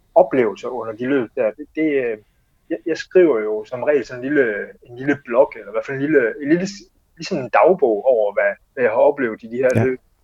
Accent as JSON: {"language": "Danish", "country": "Denmark", "said": "jeg var den første dansker"}